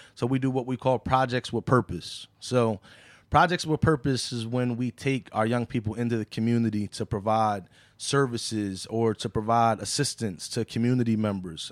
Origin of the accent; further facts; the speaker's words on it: Philadelphia, Pennsylvania, United States; I grew up right there on Chew Avenue